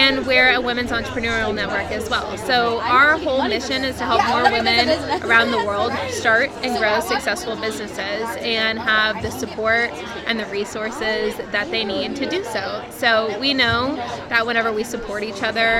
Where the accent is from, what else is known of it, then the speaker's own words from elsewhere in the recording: Texas, United States; now in Los Angeles, United States; I'm from Texas originally. And whenever I first moved out here